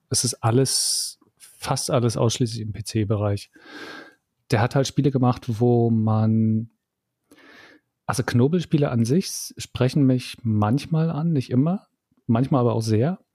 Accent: East Germany, Germany; ich bin ja im Osten aufgewachsen

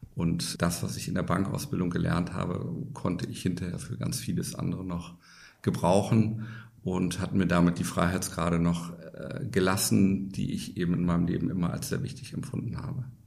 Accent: Bremen, Germany; moved away as an adult; Ich bin gebürtiger Bremer, das hört man ein bisschen an meiner Aussprache also in Norddeutschland geboren und aufgewachsen, habe dort auch die ersten 20 Jahre meines Lebens verbracht

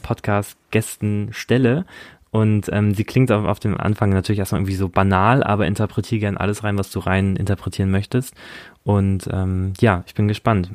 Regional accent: Germany; now in Berlin, Germany; Ich bin auch ein Kleinstadtjunge. Ich komme aus der Nähe von, von Hamburg, von, von, von so einer Kleinstadt

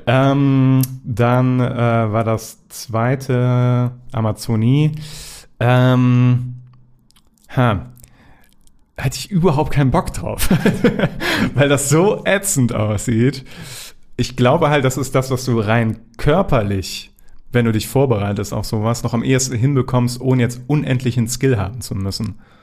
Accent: Germany; als Deutscher

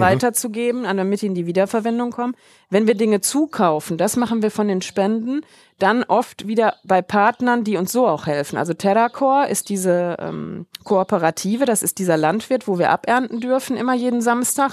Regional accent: Germany; moved away; Wir sind halt Deutsche schon aus Deutschland

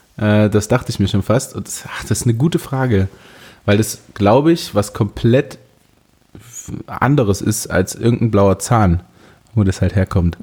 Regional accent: Leipzig, Saxony, Germany; wir sind ja relativ safe als Leipziger

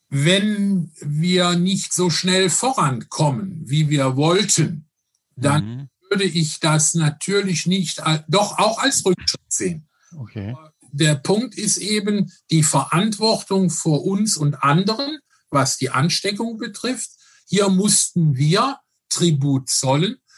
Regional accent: Rhineland, Germany; ich bin ein Rheinländer

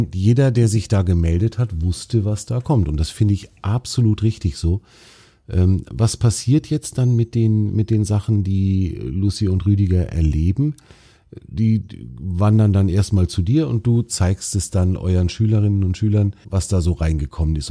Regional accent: Baltic Sea coast, Germany; ich bin ja selber an der Ostsee aufgewachsen

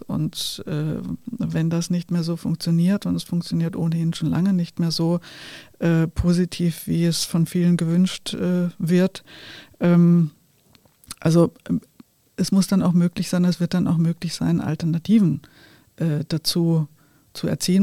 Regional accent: Germany; ich bin in einer Zeit in Deutschland groß geworden

